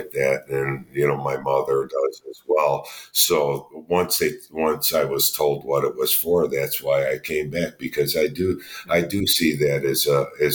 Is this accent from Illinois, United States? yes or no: yes; Chicago, Illinois, United States; we're from Chicago